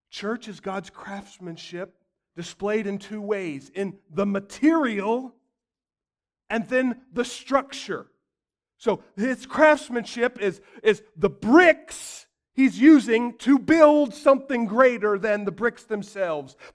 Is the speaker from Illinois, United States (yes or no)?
no; Arkansas, United States; Of course, I'm, of course I'm a Christian. I'm from Arkansas.